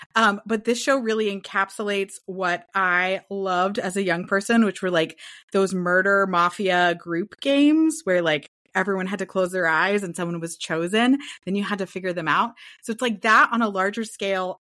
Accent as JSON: {"language": "English", "town": "Portland", "region": "Oregon", "country": "United States", "moved": "yes", "lives_now": "California, United States", "said": "I'm from the Northwest, so that very mossy, foresty pine scent."}